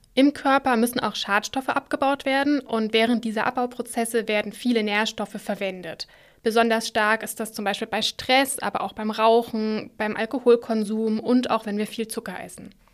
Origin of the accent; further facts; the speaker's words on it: Germany; bei uns in Deutschland